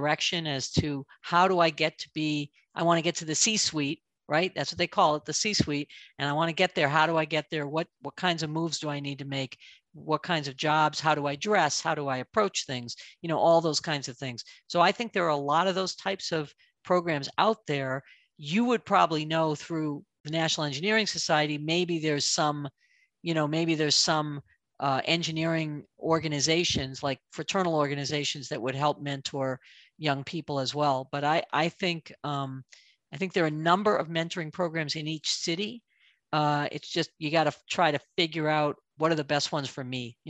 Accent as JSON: {"language": "English", "region": "East Coast", "country": "United States", "tie": "born or raised there", "said": "To me, because I grew up on the East Coast, deep dish is just like too much sauce and too much bread. Give me a New York slice anytime."}